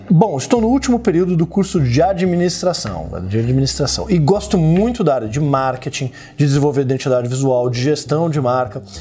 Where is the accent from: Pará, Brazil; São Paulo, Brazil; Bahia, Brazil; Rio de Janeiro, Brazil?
Pará, Brazil; Belém; sou de Belém do Pará.